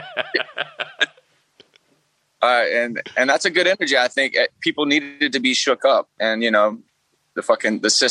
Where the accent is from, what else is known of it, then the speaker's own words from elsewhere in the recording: Alabama, United States; I'm from Alabama, the heart of it